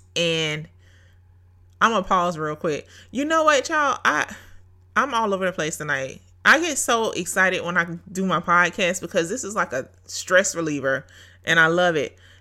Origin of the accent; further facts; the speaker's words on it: Brunswick, Georgia, United States; Brunswick, Georgia is my hometown